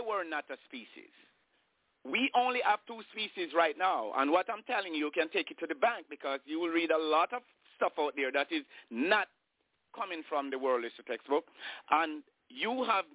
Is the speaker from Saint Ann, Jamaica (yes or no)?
no; Saint Catherine, Jamaica; I'm born in Jamaica